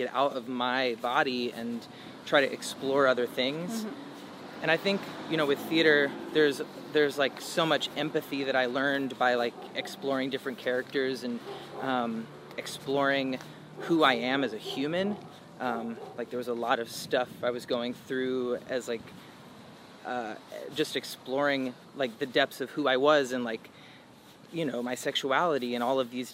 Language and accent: English; the South, United States; I grew up in the South